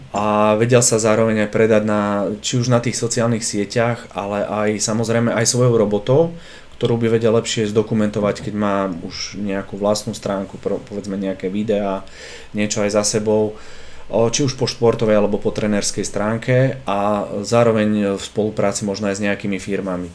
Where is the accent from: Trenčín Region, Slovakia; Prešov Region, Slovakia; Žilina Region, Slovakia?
Žilina Region, Slovakia; Dolný Kubín; moved away as an adult; also born or lived in Denmark; now in Bratislava, Slovakia; ja som z Dolného Kubína a tam až toľko veľa tých príležitostí pracovných nebolo